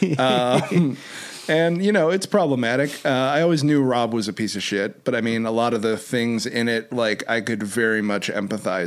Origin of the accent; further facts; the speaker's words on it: Northbrook, Illinois, United States; I grew up in Shermer, Illinois, which is Northbrook, Illinois, which is where Ferris was filmed